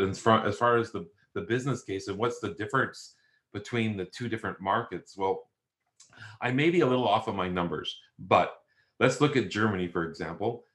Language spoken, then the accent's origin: English; Canada; moved away as an adult; now in Australia; I'm Canadian